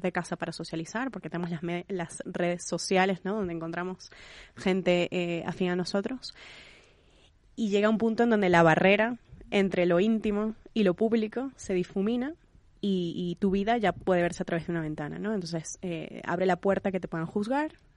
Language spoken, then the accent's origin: Spanish; Venezuela; yo que soy venezolana